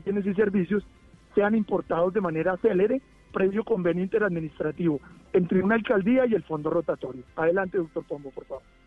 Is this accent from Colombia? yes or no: yes; Colombia; como colombiano